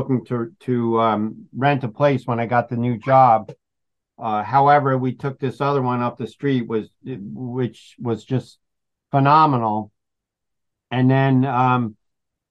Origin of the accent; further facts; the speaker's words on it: Long Island, New York, United States; moved away as an adult; also born or lived in New Paltz, New York / Rosendale, New York; now in Delhi, United States; I grew up in Long Island.